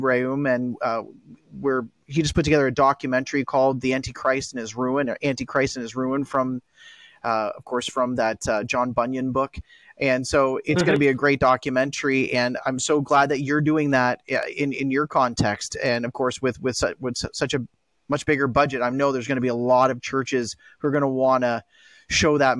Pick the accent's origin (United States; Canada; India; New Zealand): Canada; as a Canadian